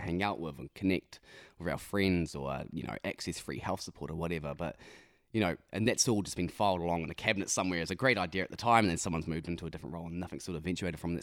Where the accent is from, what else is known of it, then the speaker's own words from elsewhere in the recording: Ruakaka, Northland, New Zealand; also born or lived in Whangarei; I grew up in Whangarei, just a little bit south of Whangarei, a place called, um, Ruakaka.